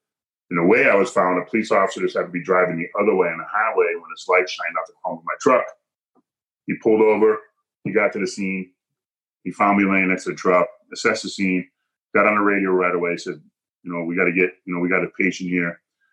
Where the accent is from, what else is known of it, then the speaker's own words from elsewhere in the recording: Hebron, Connecticut, United States; I was at my mother's house growing up in Hebron here, my parents' house.